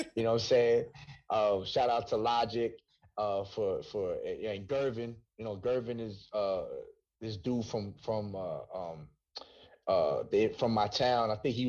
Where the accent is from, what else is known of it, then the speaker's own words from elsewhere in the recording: Hightstown, New Jersey, United States; also born or lived in Bronx, New York; So I grew up in Jersey. You know what I'm saying? Oh. I grew up in Hightstown, New Jersey.